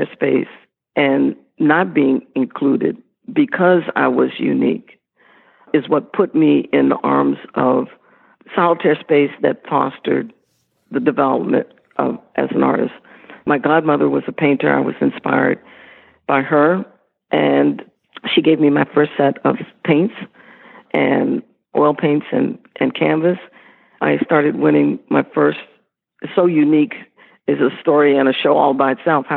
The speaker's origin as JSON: {"language": "English", "town": "Washington", "region": "District of Columbia", "country": "United States", "said": "I'm originally from Washington, D.C."}